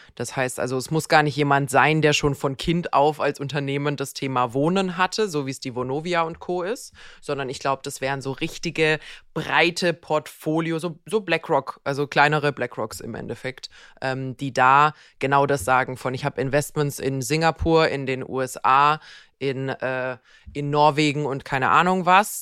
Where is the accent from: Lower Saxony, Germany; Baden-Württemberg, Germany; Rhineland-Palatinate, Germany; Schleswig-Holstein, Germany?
Baden-Württemberg, Germany; Bad Wildbad; in Bad Wildbad, wo ich herkomme